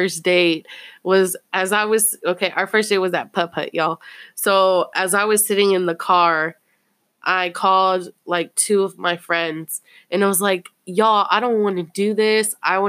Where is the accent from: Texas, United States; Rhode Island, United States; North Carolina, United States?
Texas, United States; Fort Worth; I'm from Poly.